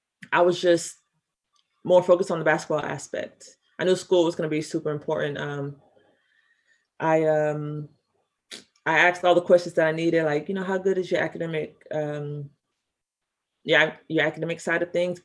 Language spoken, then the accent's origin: English; Houston, Texas, United States; I'm from Houston